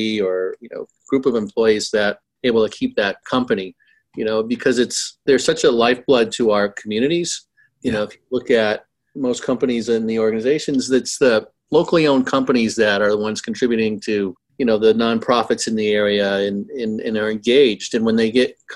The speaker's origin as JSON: {"language": "English", "town": "Boston", "region": "Massachusetts", "country": "United States", "said": "I'm from the Boston area"}